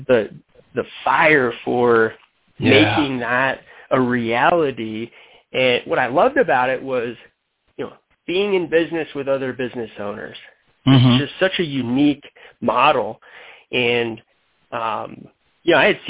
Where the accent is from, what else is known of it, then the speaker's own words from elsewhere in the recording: Denver, Colorado, United States; also born or lived in Michigan; I'm from Denver, Colorado